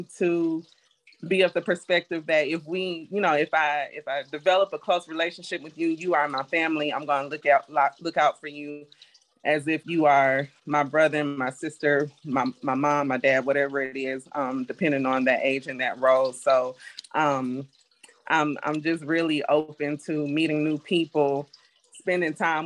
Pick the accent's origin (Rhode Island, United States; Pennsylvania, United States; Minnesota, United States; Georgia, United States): Georgia, United States; Decatur; also born or lived in Riverdale, Georgia; I too am originally from Georgia. I was born in Riverdale, but I was raised in Decatur